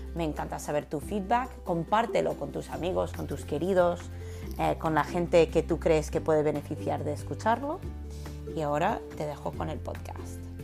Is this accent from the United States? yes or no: yes; California, United States; moved away; soy estadounidense, soy de California